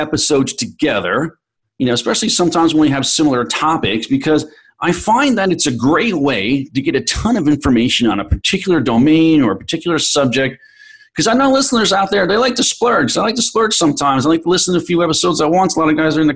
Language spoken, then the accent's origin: English; New York City, New York, United States; New York, the great city of New York, my hometown